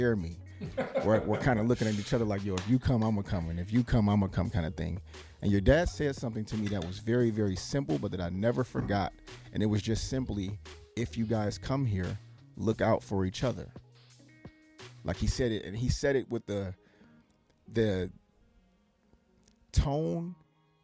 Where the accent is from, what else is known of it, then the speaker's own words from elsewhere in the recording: Detroit, Michigan, United States; We're from Detroit, Michigan, and Portsmouth